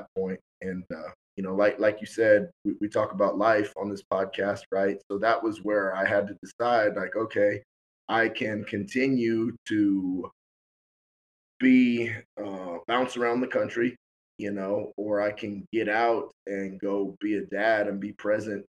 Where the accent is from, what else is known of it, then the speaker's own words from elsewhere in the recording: Oakland, California, United States; moved away as an adult; now in Dallas, United States; I'm originally from California. Grew up, played, went to Bishop O'Dowd High School in Oakland, California